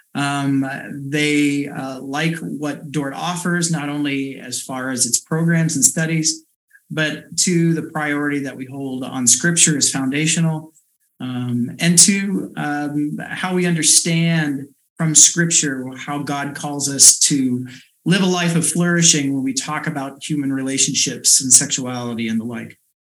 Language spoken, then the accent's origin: English; Sully, Iowa, United States; also born or lived in Pella, Iowa; born and raised in South Central Iowa, um, grew up in Sully CRC, and then right before um, uh, my last year of high school, moved to Pella with my family.